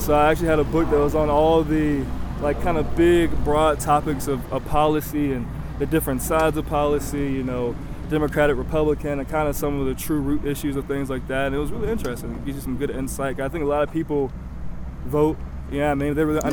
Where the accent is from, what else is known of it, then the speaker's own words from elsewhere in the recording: North Carolina, United States; I'm from North Carolina